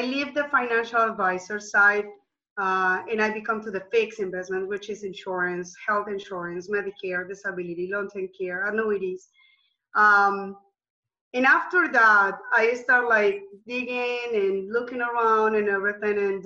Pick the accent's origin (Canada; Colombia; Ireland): Colombia; moved away as an adult; now in United States; I'm from Colombia, South America